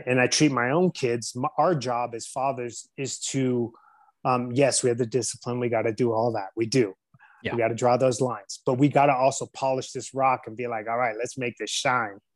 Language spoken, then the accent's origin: English; San Diego, California, United States; I was born and raised in San Diego, California